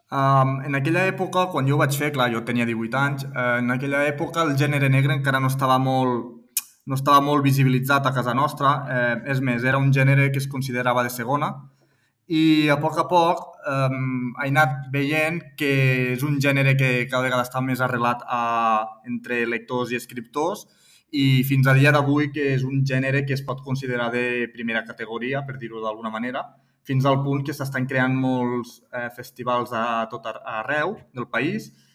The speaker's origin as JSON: {"language": "Catalan", "town": "Tortosa", "region": "Catalonia", "country": "Spain", "tie": "born or raised there", "also_born_or_lived": "Barcelona / Milan, Italy", "moved": "as an adult", "lives_now": "Maresme, Spain", "said": "jo soc de Tortosa, soc nascut a Tortosa i soc ebrenc"}